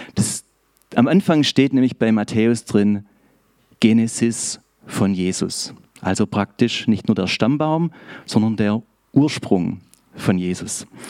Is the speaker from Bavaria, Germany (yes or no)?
no; Schorndorf, Baden-Württemberg, Germany; accent: Swabian; ich bin aus Schorndorf und ich hoffe, ihr habt etwas Gnade mit mir, sollte ich ins Schwäbische abschweifen